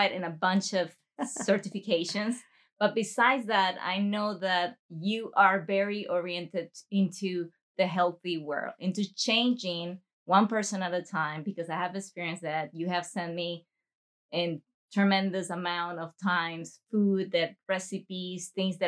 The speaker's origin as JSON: {"language": "English", "country": "Panama", "tie": "born or raised there", "moved": "yes", "lives_now": "Italy", "said": "We grew up together in Panama"}